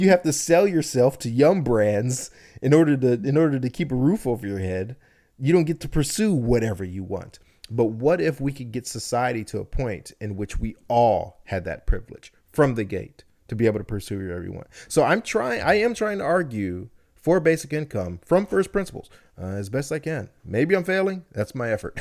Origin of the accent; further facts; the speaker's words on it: United States; born here, I only know here, I've spent my entire life here